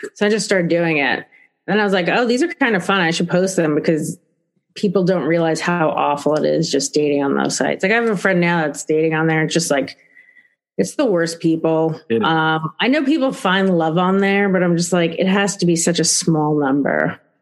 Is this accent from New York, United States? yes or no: yes; New York City, New York, United States; I'm from the Bronx, and the Bronx is pretty shitty